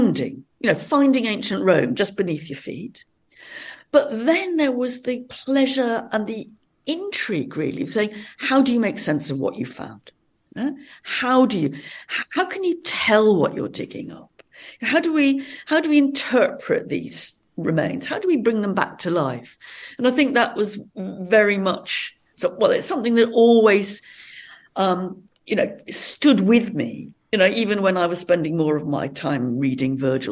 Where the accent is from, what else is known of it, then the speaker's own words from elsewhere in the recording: Much Wenlock, West Midlands, United Kingdom; we're living on the border of Wales and England. And it was, there was a big Roman city very near where I was born and brought up.